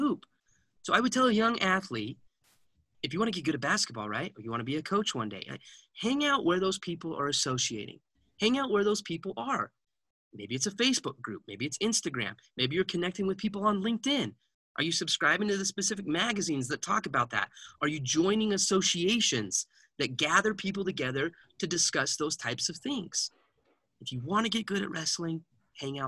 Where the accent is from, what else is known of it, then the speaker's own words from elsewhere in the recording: Heber City, Utah, United States; we grew up in Heber City, Utah, and that place, Wasatch High School, breeds wrestlers